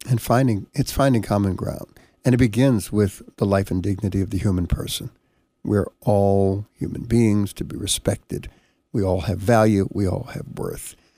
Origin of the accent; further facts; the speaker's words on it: Panama; now in United States; I was born in Panama, came to the United States here